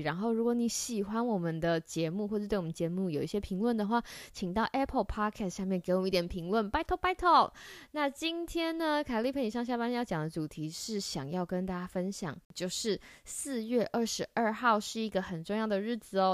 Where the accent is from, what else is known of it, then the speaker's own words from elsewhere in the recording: Taiwan; 在台湾，我不知道你们家是不是，但是在我们家就是小朋友都会有一个，呃，绰号